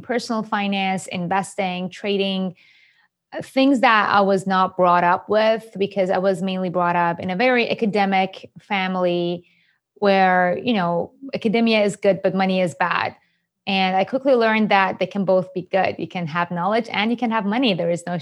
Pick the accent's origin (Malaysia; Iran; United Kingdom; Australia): Iran; English is a second language; moved away as an adult; also born or lived in Japan / New York, United States; I was born and raised in Iran